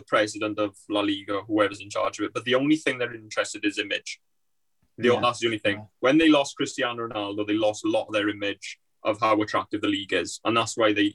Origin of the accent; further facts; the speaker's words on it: Wales, United Kingdom; as a Welshman